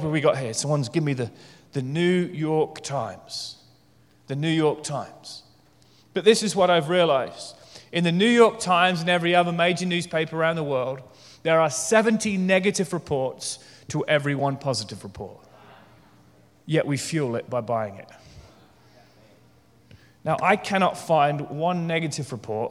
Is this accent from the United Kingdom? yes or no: yes; United Kingdom; I'm British